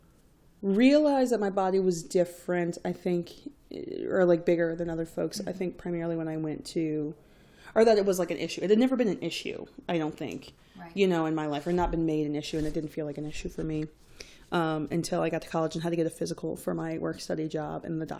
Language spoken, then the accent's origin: English; Greensboro, North Carolina, United States; Where I grew up in Greensboro, North Carolina, at the time, we had very little other racial diversity besides black and white.